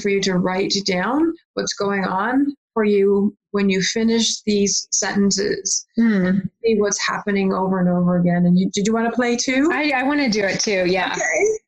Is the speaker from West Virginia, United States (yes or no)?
yes; West Virginia, United States; I grew up in West Virginia